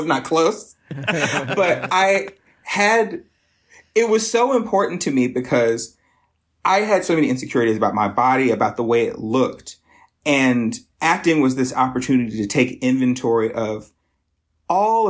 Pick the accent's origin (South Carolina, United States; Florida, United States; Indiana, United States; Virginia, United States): South Carolina, United States; Lexington; moved away as an adult; also born or lived in Greenville, South Carolina / Chicago; now in Detroit, United States; I'm originally from South Carolina. So I was... born and raised in sort of the Midlands, Lexington